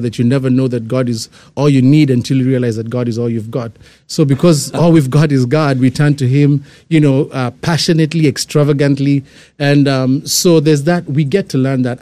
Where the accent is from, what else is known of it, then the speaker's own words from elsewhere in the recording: Kenya; moved away; I'm, I'm born and raised in Kenya